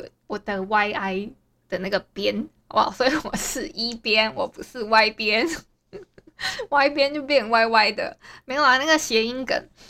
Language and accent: Chinese; Hualien, Hualien County, Taiwan; 我因为我住花莲，诶，应该不会有听友不知道我是花莲人吧？然后自己自认为这是一个自认为，那我再讲一次，我是花莲人。